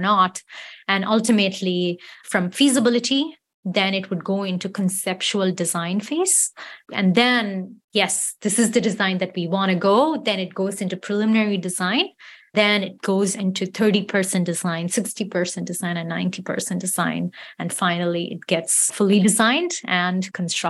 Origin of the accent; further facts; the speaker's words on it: Chennai, Tamil Nadu, India; moved away; my hometown city in Chennai